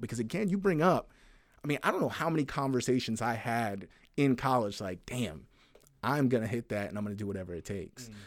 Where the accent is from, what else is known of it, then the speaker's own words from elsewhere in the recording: the South, United States; I grew up in the South